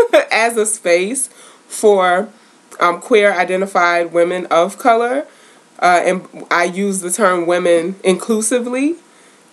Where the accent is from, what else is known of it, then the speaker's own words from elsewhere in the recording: New York City, New York, United States; moved away as an adult; now in Syracuse, United States; I hail from Southside Jamaica, Queens, New York